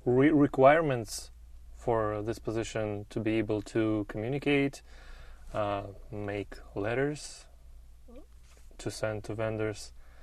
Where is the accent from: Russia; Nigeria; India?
Russia; English is a second language; moved away as an adult; now in United States; I'm 36 years old. I come from Russia, but for the last 5 years, I live here in the United States.